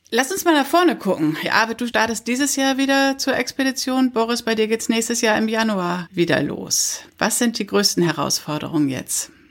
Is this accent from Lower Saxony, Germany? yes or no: yes; Papenburg, Lower Saxony, Germany; 60 Kilometer entfernt von Papenburg, wo ich herkomme